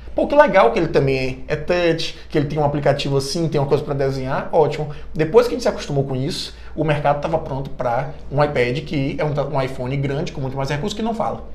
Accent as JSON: {"language": "Portuguese", "region": "Bahia", "country": "Brazil", "said": "E eu sou baiano"}